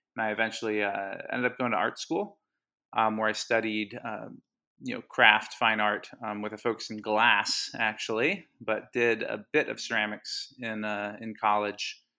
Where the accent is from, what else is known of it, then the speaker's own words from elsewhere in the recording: Havertown, Pennsylvania, United States; also born or lived in Hawaii; I grew up in Hawaii, actually, till I was ten. Uh, my dad and my mom moved out there for a while, and, uh, yeah, eventually came back, uh, in the mid-nineties, uh, moved to the Philly suburbs and Havertown